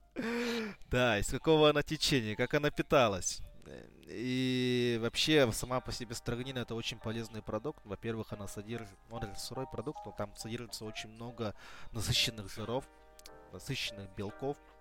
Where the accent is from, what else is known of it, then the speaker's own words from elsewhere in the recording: Belaya Gora, Sakha Republic, Russia; now in Yakutsk, Russia; Я вырос на Белой горе, там река Индигирка.